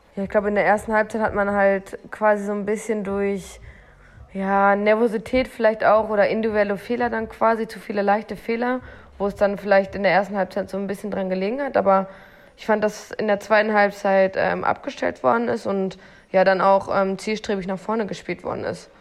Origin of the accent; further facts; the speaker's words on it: Bielefeld, North Rhine-Westphalia, Germany; moved away; Also ich bin dort geboren worden in der Stadt